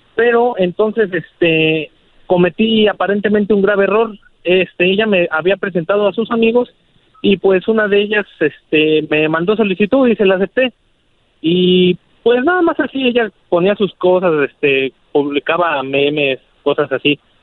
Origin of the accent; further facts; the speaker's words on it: Mexico City, Mexico; also born or lived in Arvin, California; yo soy de la Ciudad de México